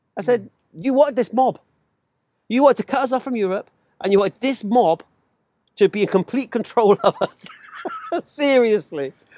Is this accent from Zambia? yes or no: no; England, United Kingdom; I'm English.